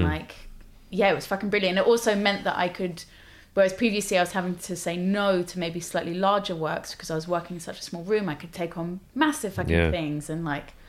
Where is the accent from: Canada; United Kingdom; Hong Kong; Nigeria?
United Kingdom; London; So yeah, I lived in, obviously I grew up in Ealing, and then I lived in South London for uni, and then I lived in North London for a bit, which I really liked North London.